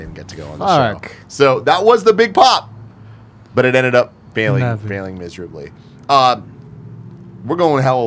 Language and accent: English; San Francisco, California, United States; I'm from San Francisco. I'm going to school at SF State